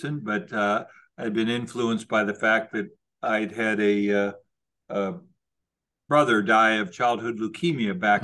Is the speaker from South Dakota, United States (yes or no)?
yes; Aberdeen, South Dakota, United States; also born or lived in Baltimore / Indiana; now in Boston, United States; I was born in Aberdeen, South Dakota, which is a rural area in the north central part of South Dakota.